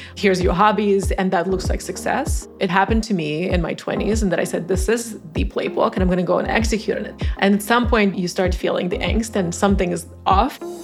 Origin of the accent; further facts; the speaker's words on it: Tajikistan; English is a second language; moved away as an adult; now in United States; I grew up in Tajikistan, a former Soviet republic, now an independent country.